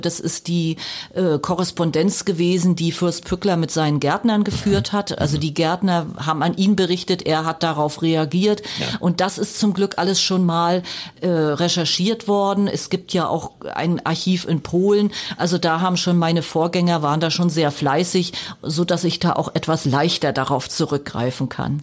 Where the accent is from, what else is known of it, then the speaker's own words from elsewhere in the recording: Mecklenburg-Vorpommern, Germany; moved away as an adult; also born or lived in Weimar / Lusatia; Also als Person komme ich aus Mecklenburg-Vorpommern, da bin ja. ich auch geboren